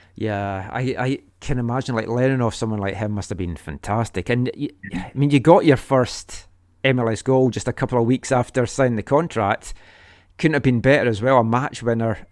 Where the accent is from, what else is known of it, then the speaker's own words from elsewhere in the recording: Scotland, United Kingdom; moved away; I'm from Scotland